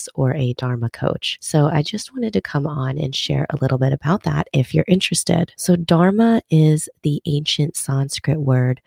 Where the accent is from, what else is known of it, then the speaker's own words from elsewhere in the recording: Minnesota, United States; growing up in Minnesota